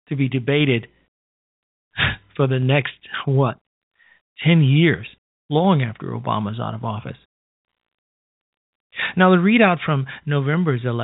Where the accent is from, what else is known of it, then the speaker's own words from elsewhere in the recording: Illinois, United States; who became a mostly absentee state senator in my hometown of Illinois